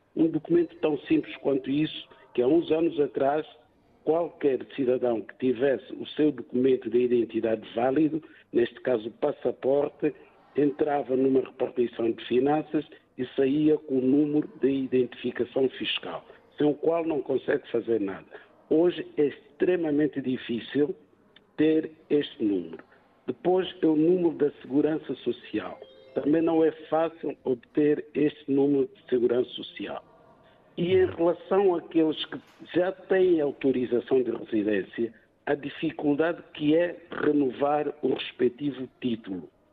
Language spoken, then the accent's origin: Portuguese; Mozambique; now in Portugal; uma vez que sou moçambicano